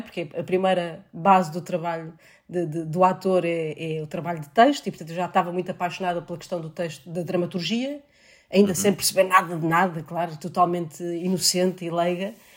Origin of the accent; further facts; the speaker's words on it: Seixal, Setúbal, Portugal; lá na Câmara Municipal de Seixal, que foi onde eu cresci